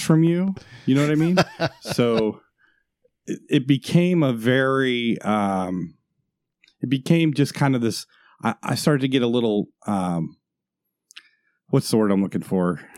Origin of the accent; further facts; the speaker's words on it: Florida, United States; moved away; also born or lived in Washington State; I'm from Florida